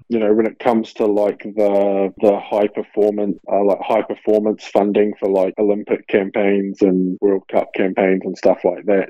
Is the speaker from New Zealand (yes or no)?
yes; New Zealand; moved away as an adult; now in Melbourne, Australia; I'm a New Zealander